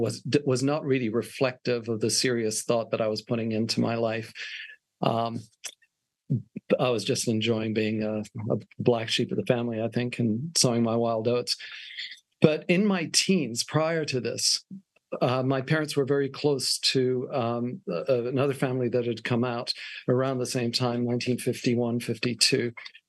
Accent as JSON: {"language": "English", "region": "Wales", "country": "United Kingdom", "tie": "born or raised there", "also_born_or_lived": "Switzerland", "moved": "as an adult", "lives_now": "Australia", "said": "so I was born in Switzerland, Canadian parents, educated in Wales, and moved to Australia when I was 18"}